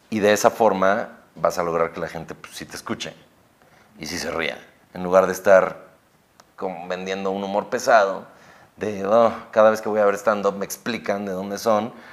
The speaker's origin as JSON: {"language": "Spanish", "town": "Ecatepec", "region": "State of Mexico", "country": "Mexico", "said": "tengo 27 años y sí, sí soy de Catepec, ¿no?"}